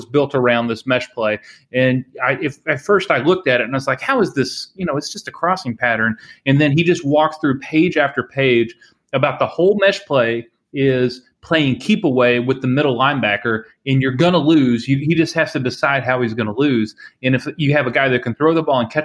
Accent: near Mount Pleasant, Iowa, United States; moved away; right up the road from where I grew up in Mount Pleasant, Iowa, at Iowa Wesleyan College

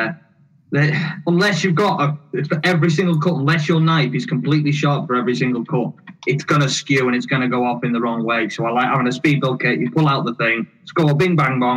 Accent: United Kingdom; accent: half Welsh, half Scouse; also born or lived in Caernarfon, Wales / Liverpool; now in between Liverpool and Manchester, United Kingdom; I'm between Liverpool and Manchester. That's not where my accent comes from. So my accent comes from my mother was Welsh. My father, he was a Liverpudlian. So it's half Taff, it's half Scouse.

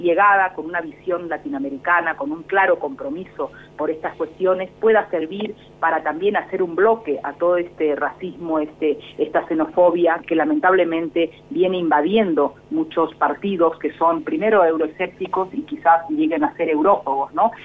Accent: Corrientes, Argentina; also born or lived in Alcalá de Henares, Spain; now in Madrid, Spain; viniendo de donde vengo y viniendo de una provincia del interior de, la provincia de Corrientes

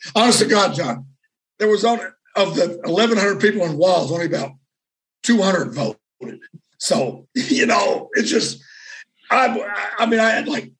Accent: Deep South, United States; you're from the Southwest. I'm from the Deep South. You don't think it was easy for me to come home as a transsexual?

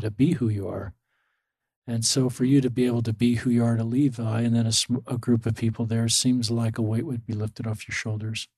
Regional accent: Salt Lake City, Utah, United States; I grew up in Salt Lake City

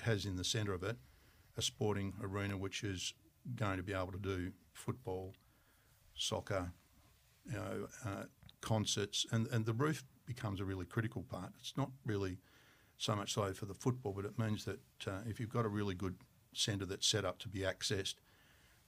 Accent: Tasmania, Australia; I'm from Tasmania

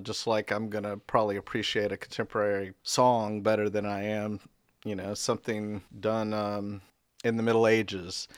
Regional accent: Raleigh, North Carolina, United States; also born or lived in Statesville, North Carolina; I was born in Statesville, North Carolina, and my family moved to Raleigh probably before I was two. And so I lived in Raleigh until going to Carolina in 75.

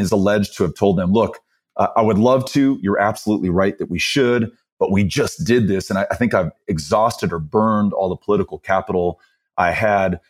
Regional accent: El Paso, Texas, United States; I was born and raised here, both my parents from El Paso as well

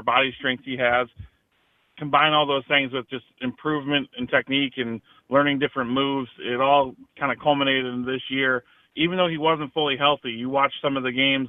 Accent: Chicago suburbs, Illinois, United States; I grew up in the Chicago suburbs

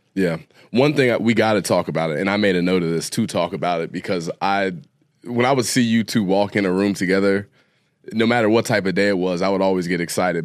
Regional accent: Ohio, United States; I'm from Ohio

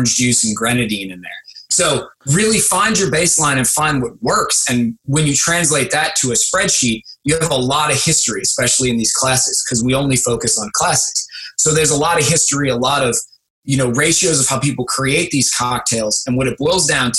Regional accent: St. Bernard, Louisiana, United States; my hometown of St. Bernard, Louisiana

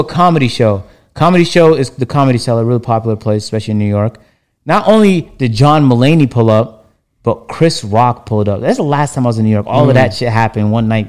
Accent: Toronto, Ontario, Canada; I'm from Toronto

